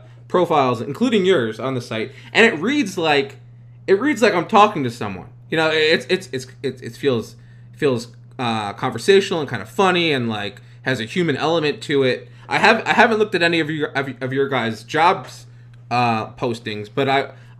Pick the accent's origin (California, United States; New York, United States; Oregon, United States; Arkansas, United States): New York, United States; I was born in New York, born and raised